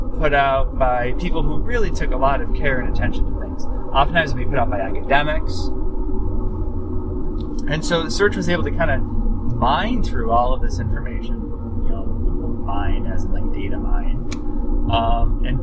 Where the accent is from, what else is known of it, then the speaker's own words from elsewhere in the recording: Buffalo, New York, United States; growing up in Buffalo in the 80s, there was a whole bunch of local department stores.